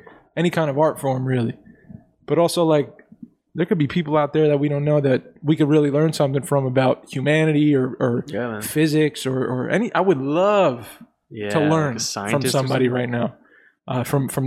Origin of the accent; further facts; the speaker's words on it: Clifton, New Jersey, United States; also born or lived in East Rutherford, New Jersey; I moved two towns away. I moved from East Rutherford to Clifton